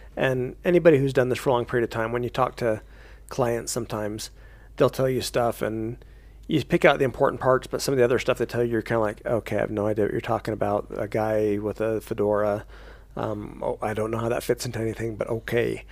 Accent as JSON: {"language": "English", "town": "Payson", "region": "Utah", "country": "United States", "tie": "born or raised there", "said": "I grew up down in Payson, Utah"}